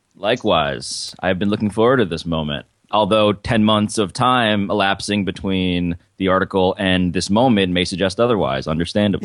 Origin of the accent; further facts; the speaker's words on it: New York, United States; I'm from New York